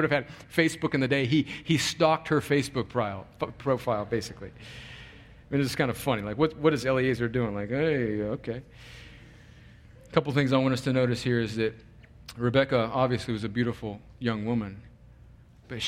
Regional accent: California, United States; moved away as an adult; also born or lived in New York; I'm from California, went to college in New York, had never been to the Deep South

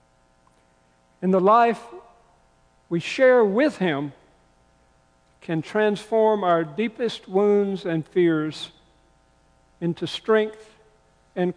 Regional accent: the South, United States; I grew up in the South. I grew up hearing hellfire and damnation preaching

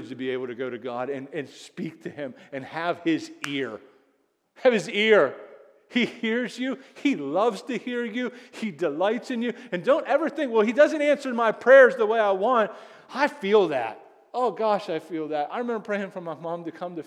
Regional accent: United States; I'm so American

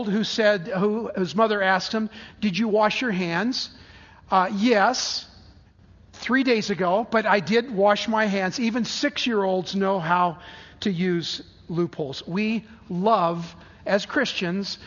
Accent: San Diego, California, United States; I grew up in San Diego

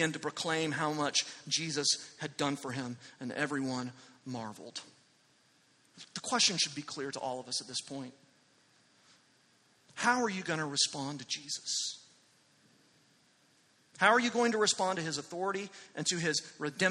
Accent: Amarillo, Texas, United States; moved away; I was in Amarillo last weekend, my hometown

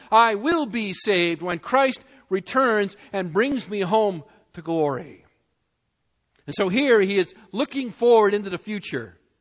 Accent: New England, United States; moved away; I was from New England

